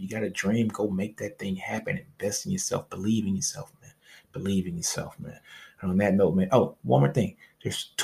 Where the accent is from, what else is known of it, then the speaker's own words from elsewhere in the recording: Louisiana, United States; I'm from Louisiana, baby, so I brought a fake tank in high school